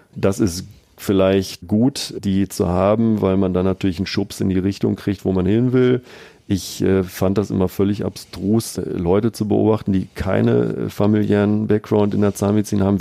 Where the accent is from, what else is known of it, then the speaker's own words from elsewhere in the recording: Bielefeld, North Rhine-Westphalia, Germany; also born or lived in Münster / Paderborn; meiner Heimatstadt Bielefeld